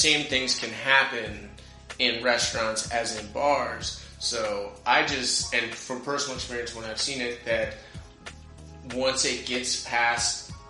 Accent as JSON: {"language": "English", "country": "United States", "said": "I'm American."}